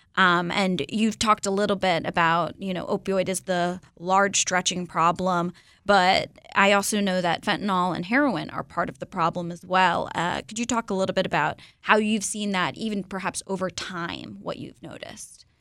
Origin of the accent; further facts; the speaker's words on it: Florida, United States; I'm from Florida